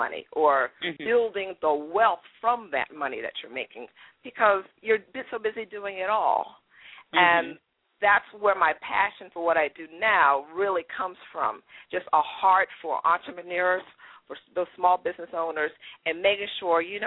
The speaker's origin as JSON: {"language": "English", "town": "Bowie", "region": "Maryland", "country": "United States", "tie": "born or raised there", "also_born_or_lived": "Trinidad / New York", "said": "I grew up in Prince George's County, Maryland. Grew up in Bowie"}